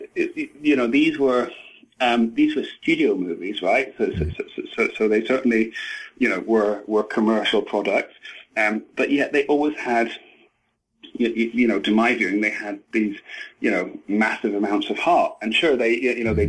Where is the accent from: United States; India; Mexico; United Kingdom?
United Kingdom; Edinburgh, Scotland; moved away as an adult; I'm from Edinburgh in Scotland